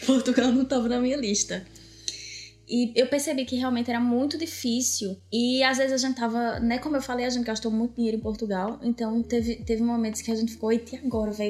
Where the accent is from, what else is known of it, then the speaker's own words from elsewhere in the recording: Brazil; moved away as an adult; desde que a gente saiu do Brasil